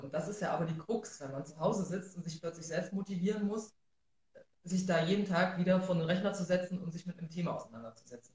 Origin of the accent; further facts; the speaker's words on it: Rudolstadt, Thuringia, Germany; now in Erfurt, Germany; aufgewachsen bin ich in Rudolstadt.